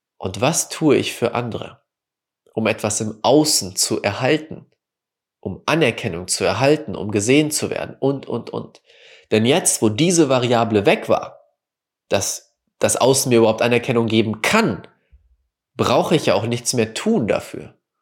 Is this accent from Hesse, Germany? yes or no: no; Wickede, North Rhine-Westphalia, Germany; also born or lived in Münster; Wickede, wo ich aufgewachsen bin, nach Münster gezogen bin und zum Studieren